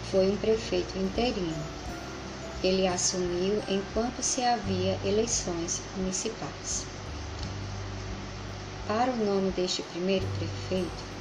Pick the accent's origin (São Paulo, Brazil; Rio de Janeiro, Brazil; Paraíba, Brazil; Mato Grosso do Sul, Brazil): Paraíba, Brazil; Paulista; sou do município de Paulista, na Paraíba.